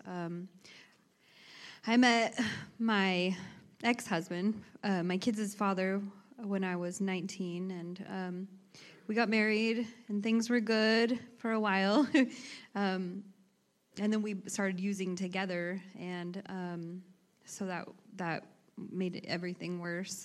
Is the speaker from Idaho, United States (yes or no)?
yes; Emmett, Idaho, United States; I grew up in Emmett, Idaho